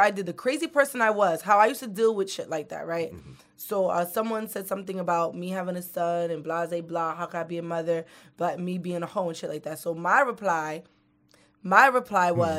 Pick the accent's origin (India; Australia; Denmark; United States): United States; New York; I'm from New York. I'm fucking ignorant, you know.